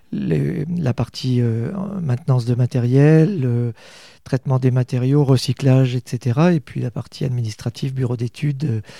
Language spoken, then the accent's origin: French; Rennes, Brittany, France; moved away as an adult; also born or lived in Brest / Bordeaux; now in Châteauroux, France; Je suis, je suis de Rennes, en fait, euh, né à Rennes en 1965